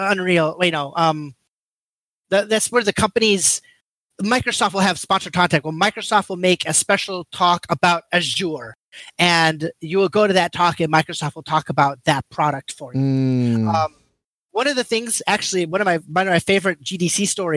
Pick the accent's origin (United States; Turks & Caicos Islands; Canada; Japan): Japan; moved away; I grew up in Japan